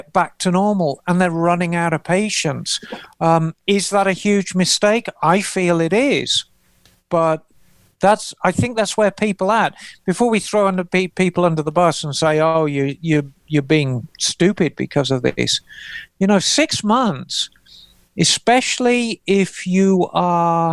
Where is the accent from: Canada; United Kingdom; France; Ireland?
United Kingdom; England; moved away as an adult; now in United States; I regard myself as an American. I've spent more of my adult life in America than I have in England. The only thing that's left for me is the accent.